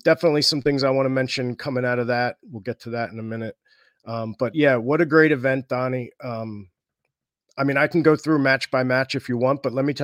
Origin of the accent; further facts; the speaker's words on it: Burlington, New Jersey, United States; here in my hometown of Burlington, New Jersey